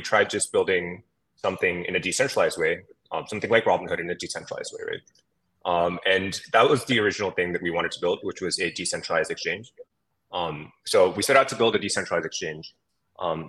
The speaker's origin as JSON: {"language": "English", "area": "San Francisco Bay Area", "region": "California", "country": "United States", "tie": "born or raised there", "said": "My background is that I grew up in the San Francisco Bay Area"}